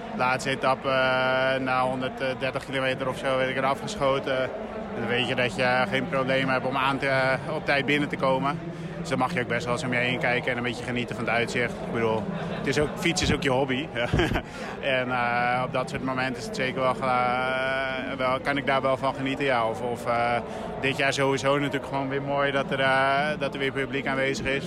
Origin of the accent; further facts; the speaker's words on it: Netherlands; als Nederlander